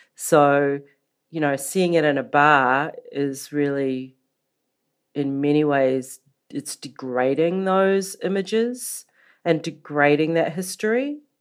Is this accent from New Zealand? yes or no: yes; New Zealand; moved away; also born or lived in Los Angeles; I was born in New Zealand, or Aotearoa, as we call it in the Maori language